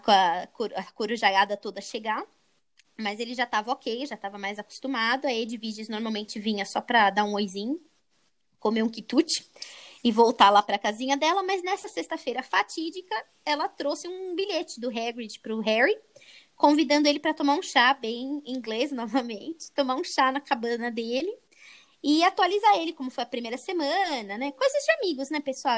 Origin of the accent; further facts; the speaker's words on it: São Paulo, Brazil; a gente é de São Paulo